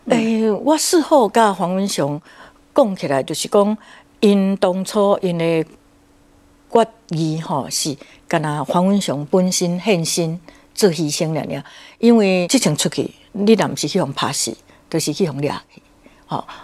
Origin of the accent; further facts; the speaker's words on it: Taiwan; moved away as an adult; also born or lived in Sweden; 我们当年在瑞典，我们台湾人非常的少